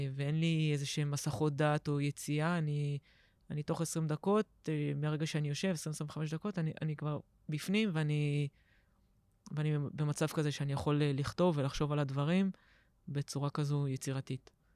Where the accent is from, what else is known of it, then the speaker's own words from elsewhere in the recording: Herzliya, Tel Aviv District, Israel; גדלתי בהרצליה